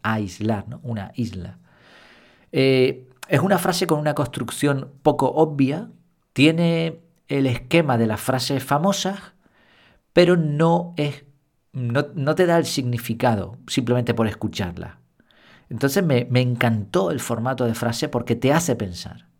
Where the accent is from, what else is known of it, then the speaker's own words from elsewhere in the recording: Spain; yo como español